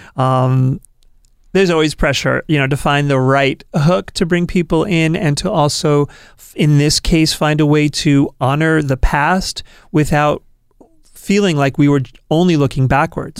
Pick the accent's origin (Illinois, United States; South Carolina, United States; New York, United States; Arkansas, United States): New York, United States; now in Portland, United States; I'm from New York originally.